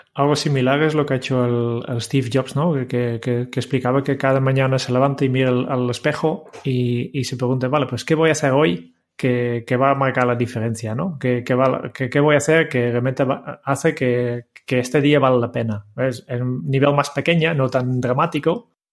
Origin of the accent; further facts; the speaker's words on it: Netherlands; como holandés